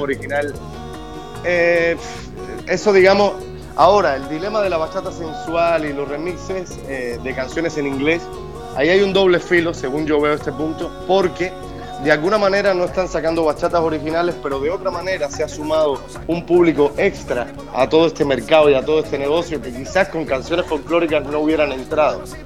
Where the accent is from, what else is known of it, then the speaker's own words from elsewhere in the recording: Havana, La Habana, Cuba; moved away; Yo soy de La Habana, pero amo mi, tierra entera